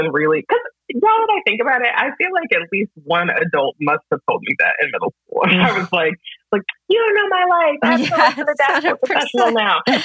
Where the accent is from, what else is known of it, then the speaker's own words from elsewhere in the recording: Greensboro, North Carolina, United States; I'm from Greensboro